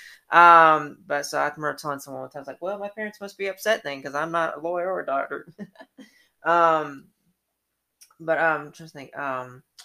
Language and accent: English; Atlanta, Georgia, United States; I grew up in Atlanta